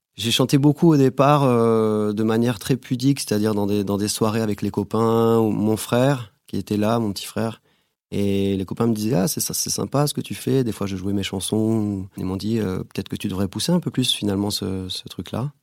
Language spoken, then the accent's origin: French; Guadeloupe; moved away as an adult; also born or lived in Bordeaux, France; j'ai grandi en Guadeloupe